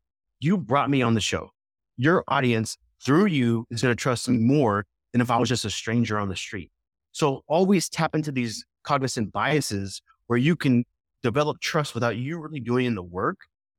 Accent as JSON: {"language": "English", "town": "Scottsdale", "region": "Arizona", "country": "United States", "said": "hey, I'm from Scottsdale. We're automatically kindred spirits. So always start local, number one."}